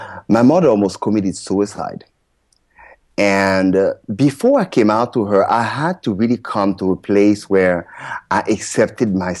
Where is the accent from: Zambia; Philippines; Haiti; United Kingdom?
Haiti; Port-au-Prince, Ouest; I was born in Port-au-Prince, Haiti